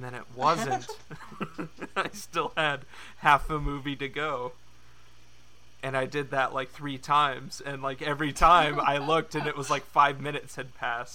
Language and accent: English; Kansas, United States; I'm from Kansas, and we get a lot of snowy roads